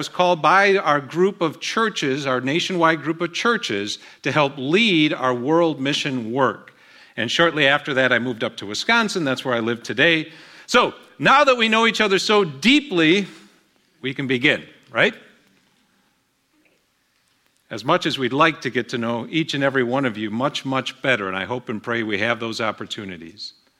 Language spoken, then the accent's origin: English; Colombia; also born or lived in Dominican Republic; now in Houston, United States; my dad was a missionary to Colombia, so I grew up in Colombia, South America.